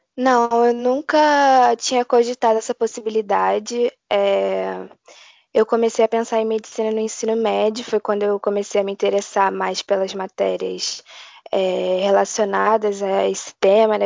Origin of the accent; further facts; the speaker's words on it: Rio de Janeiro, Brazil; eu sou do Rio de Janeiro